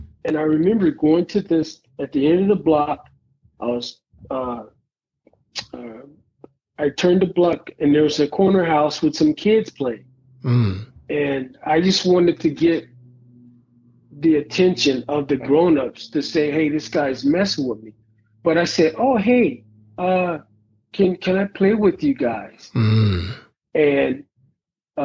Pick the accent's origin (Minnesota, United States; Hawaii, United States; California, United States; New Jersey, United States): California, United States; East Palo Alto; growing up in East Palo Alto